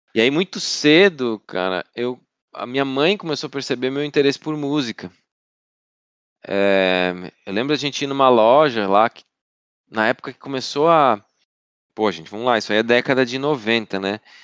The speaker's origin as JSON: {"language": "Portuguese", "town": "Alfredo Wagner", "region": "Santa Catarina", "country": "Brazil", "tie": "born or raised there", "also_born_or_lived": "Florianópolis", "said": "Eu me considero de, de Alfredo Wagner, que fica a 100, 100 quilômetros de Florianópolis"}